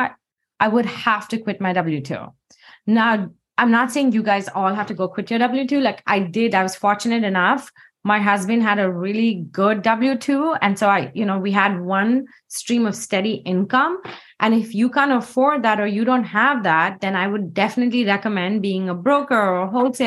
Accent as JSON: {"language": "English", "country": "India", "tie": "born or raised there", "moved": "as an adult", "lives_now": "Seattle, United States", "said": "I grew up in India"}